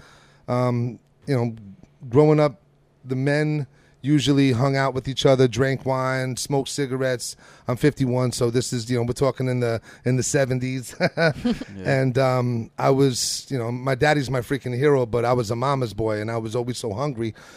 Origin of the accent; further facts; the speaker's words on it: New York City, New York, United States; moved away as an adult; also born or lived in Long Island, New York; now in Oklahoma, United States; I'm originally from beautiful Brooklyn, New York. I spent a large amount of time out on Long Island, New York, and I started cooking, cooking with the family, pretty much proficient in making pasta by the time I was 8